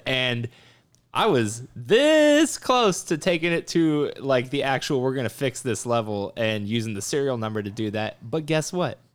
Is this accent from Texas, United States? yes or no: yes; South Texas, United States; also born or lived in Grand Prairie, Texas / Louisiana; I'm from South Texas